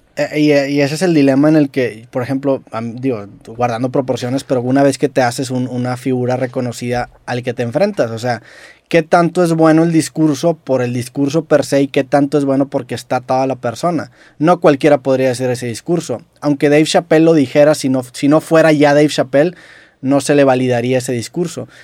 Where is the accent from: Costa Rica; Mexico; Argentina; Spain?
Mexico